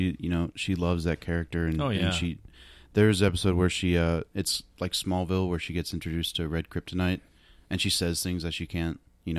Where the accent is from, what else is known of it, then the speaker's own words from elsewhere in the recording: Iowa, United States; I'm from Iowa.